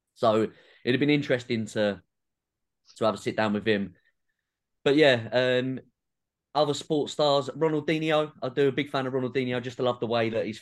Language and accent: English; England, United Kingdom; being a Southerner